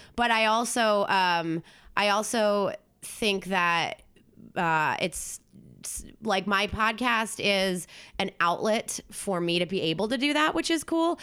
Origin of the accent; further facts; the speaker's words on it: New Jersey, United States; moved away; I'm from South Jersey, which is basically, like, a suburb of Philly